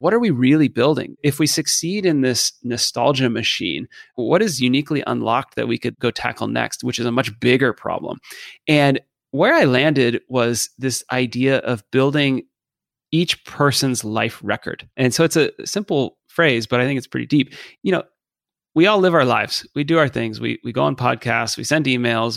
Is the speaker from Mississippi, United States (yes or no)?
no; Dallas, Texas, United States; moved away as an adult; I grew up in Dallas